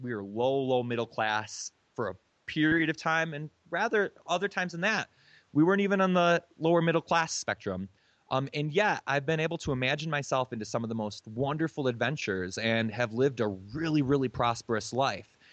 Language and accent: English; Michigan, United States; moved away as an adult; also born or lived in Hawaii; I'm from Michigan